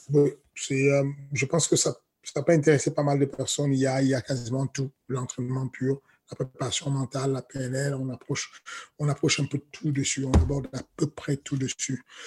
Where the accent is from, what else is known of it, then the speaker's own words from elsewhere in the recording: Cameroon; moved away; j'ai grandi au Cameroun